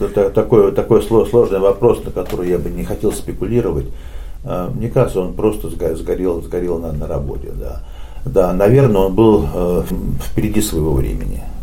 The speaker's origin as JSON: {"language": "Russian", "region": "Saint Petersburg", "country": "Russia", "tie": "born or raised there", "moved": "as an adult", "lives_now": "Finland", "said": "Родом я из Питера"}